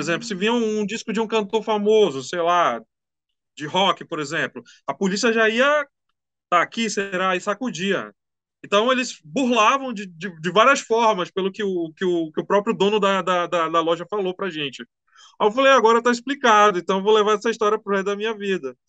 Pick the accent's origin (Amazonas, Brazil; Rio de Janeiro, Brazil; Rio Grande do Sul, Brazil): Amazonas, Brazil; Manaus; eu sou aqui de Manaus